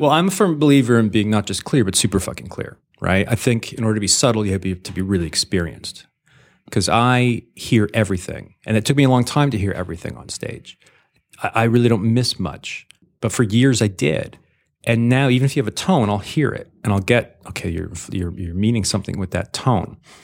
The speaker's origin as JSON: {"language": "English", "country": "Canada", "also_born_or_lived": "Los Angeles, United States", "moved": "yes", "said": "I'm a Canadian Jew"}